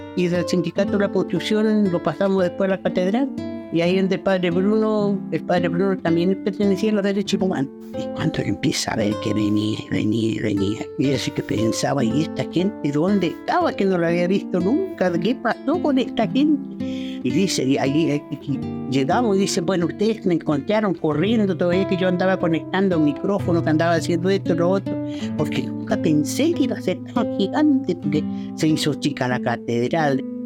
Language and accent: Spanish; Comodoro Rivadavia, Chubut, Argentina; moved away; also born or lived in Castro / Coyhaique; Yo soy chilena, pero me crecí en Comodoro